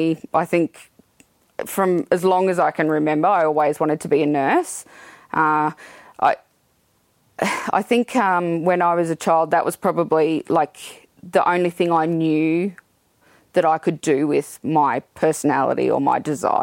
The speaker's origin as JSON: {"language": "English", "town": "Toowoomba", "region": "Queensland", "country": "Australia", "tie": "born or raised there", "said": "I was born in Toowoomba, born and bred"}